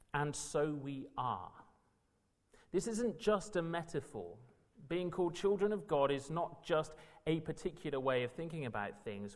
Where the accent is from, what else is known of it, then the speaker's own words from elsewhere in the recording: South Wales, United Kingdom; moved away as an adult; also born or lived in Manchester; now in London, United Kingdom; I'm from South Wales